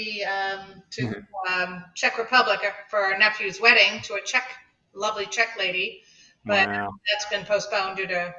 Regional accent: England, United Kingdom; moved away; I'm originally from England.

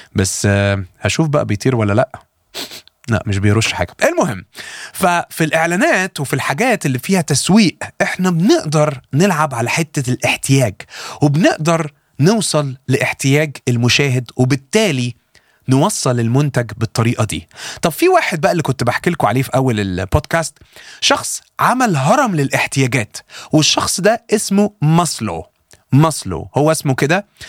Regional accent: Egypt

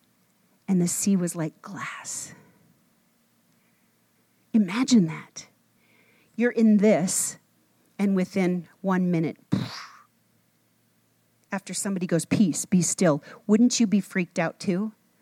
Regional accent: Minnesota, United States; When I grew up in Minnesota, we used to go water skiing

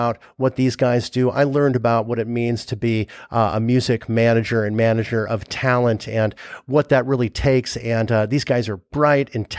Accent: Los Angeles, California, United States; I grew up in LA. So I grew up in Sherman Oaks

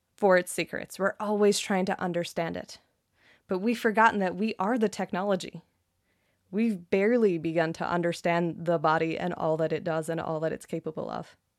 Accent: Canada; I'm Canadian

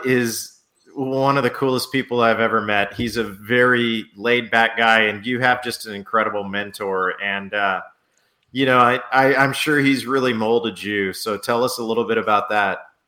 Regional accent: New Orleans, Louisiana, United States; moved away; I'm originally originally from New Orleans.

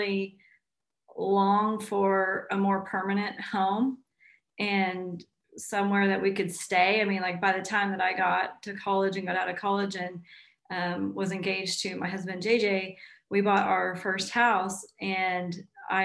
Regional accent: Tulsa, Oklahoma, United States; also born or lived in Fort Worth, Texas; I basically grew up in Tulsa. We moved here when I was 7

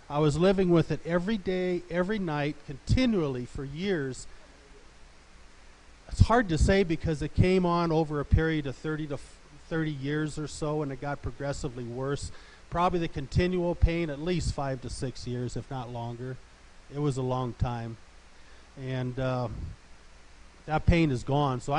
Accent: Olathe, Colorado, United States; I'm from Olathe, Colorado

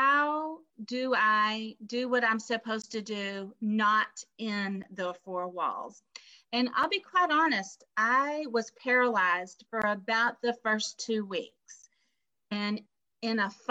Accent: Texas, United States; also born or lived in Memphis, Tennessee; now in Pennsylvania, United States; I am from Texas. And I claim my Texas roots.

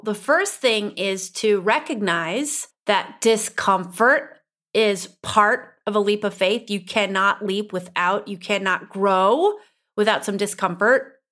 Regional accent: Upper Midwest, United States; accent: upper Midwestern; My upper Midwestern accent

